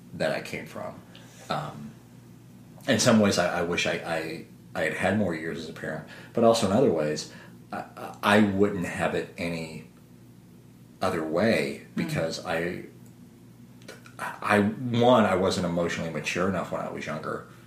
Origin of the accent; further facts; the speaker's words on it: Southern Illinois, United States; moved away; this was my hometown, Southern Illinois